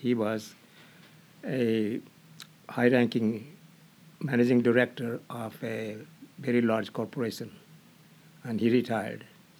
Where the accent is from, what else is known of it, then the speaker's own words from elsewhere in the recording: India; moved away; In India.